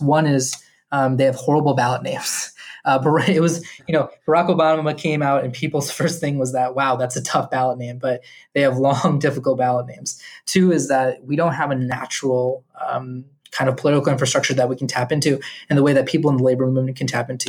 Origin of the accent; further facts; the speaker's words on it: Chicago, Illinois, United States; Born and raised in Chicago all my life. I'm first generation. My parents came from India approximately 1986. They never left after that. Snow never really scared them. And I've been in Chicago all my life.